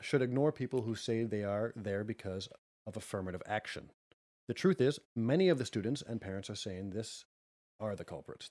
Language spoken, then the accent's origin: English; Canada; I'm Canadian